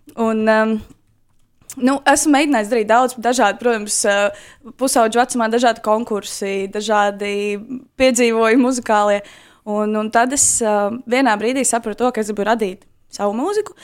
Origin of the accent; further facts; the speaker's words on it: Skrīveri, Aizkraukle Municipality, Latvia; moved away as an adult; now in Riga, Latvia; es esmu dzimusi eh, diezgan radošā muzikālā ģimenē, aizkrauklē, skrīveros. Un, uh, tā kā es nāku no tā gala, bet nu, jau pēdējos gadus pavadu Rīgā